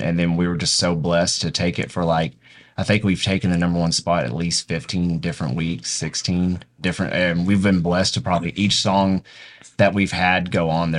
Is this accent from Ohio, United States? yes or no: no; Joy, Oklahoma, United States; now in Lawton, United States; I'm from middle of nowhere. I'm from Joy. That's between Wynnewood and Davis.